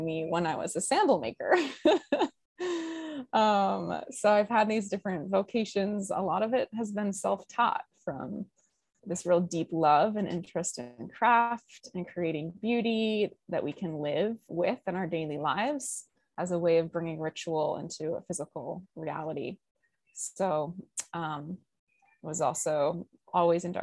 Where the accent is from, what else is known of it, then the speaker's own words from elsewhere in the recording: Colorado, United States; now in Hawaii, United States; I'm from Colorado originally.